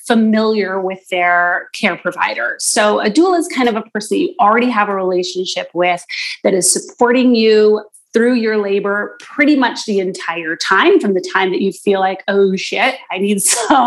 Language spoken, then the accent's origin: English; East Coast, Canada; now in Toronto, Canada; I live in Toronto, and I've lived here for a long time now, but I'm originally from the East Coast